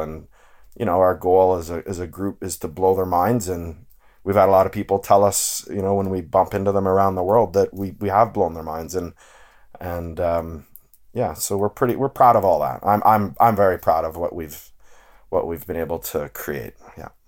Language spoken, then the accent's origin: English; Ontario, Canada; growing up in Ontario